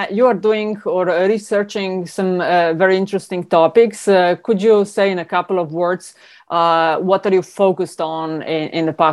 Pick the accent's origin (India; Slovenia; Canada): Slovenia; and more recently, Slovenia as well we're all coming from Slovenia, that is giving worries to uh, a lot of people.